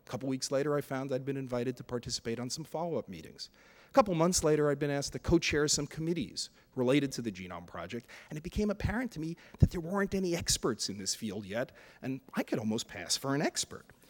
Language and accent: English; New York City, New York, United States; I was a lower middle class kid from Brooklyn